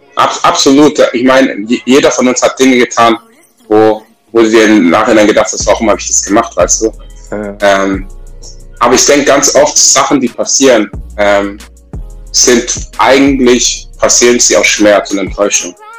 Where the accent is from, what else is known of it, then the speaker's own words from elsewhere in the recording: Southern Germany, Germany; dass ich im Süddeutschen aufgewachsen bin